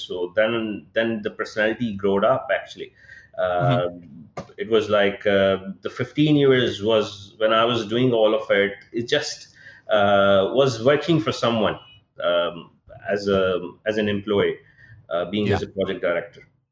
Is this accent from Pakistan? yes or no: yes; Pakistan; moved away as an adult; also born or lived in United Kingdom; I was born and raised in Pakistan. My childhood and everything was based here